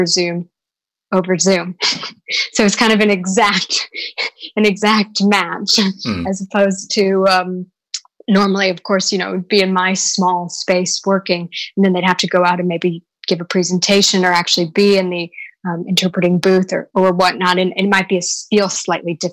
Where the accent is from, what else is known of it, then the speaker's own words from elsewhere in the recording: United States; now in London, United Kingdom; I'm American